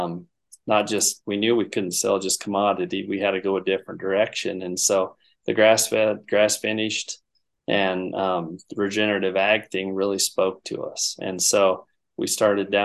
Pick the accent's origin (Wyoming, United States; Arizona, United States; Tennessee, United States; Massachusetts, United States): Wyoming, United States; the Bighorn Basin, North Central; moved away as an adult; now in Missoula, United States; I was born and raised in North Central Wyoming, the Bighorn Basin there, and I grew up working on ranches there